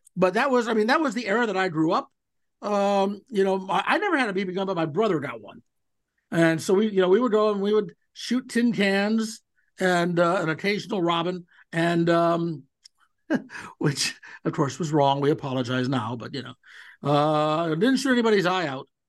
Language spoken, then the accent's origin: English; Cleveland, Ohio, United States; I grew up in Cleveland